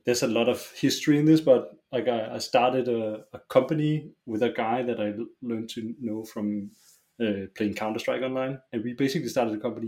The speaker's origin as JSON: {"language": "English", "town": "Roskilde", "region": "Zealand", "country": "Denmark", "tie": "born or raised there", "said": "I grew up in a small uh, suburb uh, outside of Roskilde. Uh, Roskilde is a it's a town. It's like half an hour's drive from Copenhagen"}